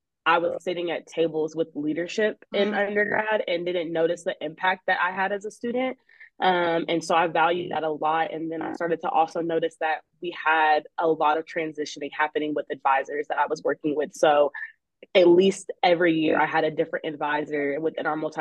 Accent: Austin, Texas, United States; I'm from Austin

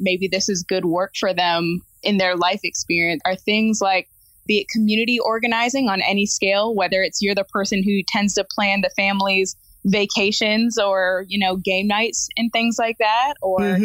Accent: Midwest, United States; now in West Coast, United States; I'm originally from the Midwest

